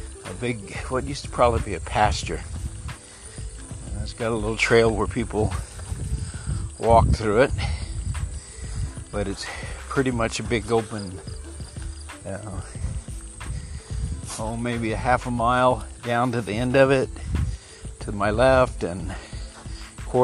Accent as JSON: {"language": "English", "region": "Texas", "country": "United States", "said": "I am a Texan"}